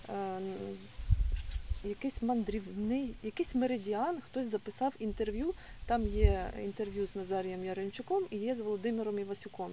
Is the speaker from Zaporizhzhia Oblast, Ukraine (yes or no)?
no; Mykolaiv, Mykolaiv Oblast, Ukraine; now in Odesa, Ukraine; я народилась в Миколаєві, виросла в Миколаївщині